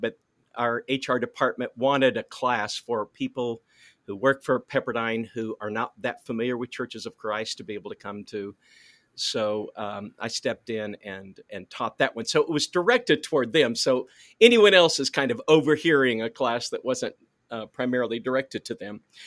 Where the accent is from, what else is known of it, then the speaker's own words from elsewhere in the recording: Neosho, Missouri, United States; moved away as an adult; also born or lived in North Carolina / Searcy, Arkansas / Abilene, Texas; I was born in Neosho, Missouri, and I graduated from high school there, so that my formative years were there